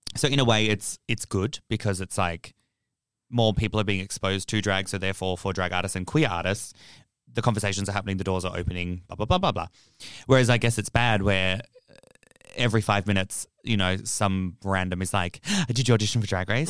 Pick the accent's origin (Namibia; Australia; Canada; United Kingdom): Australia; Fremantle, Western Australia; I'm from Freo